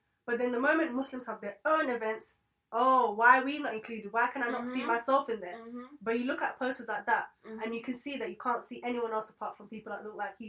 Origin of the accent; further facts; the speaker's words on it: London, United Kingdom; moved away as an adult; I've grown up in London where it's multicultural, where I'm exposed to different types of people